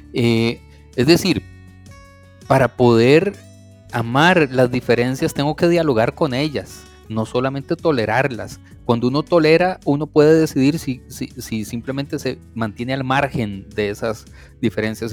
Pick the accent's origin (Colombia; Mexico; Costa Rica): Costa Rica; Yo soy un eh, tico, amante de mi país, de mi cultura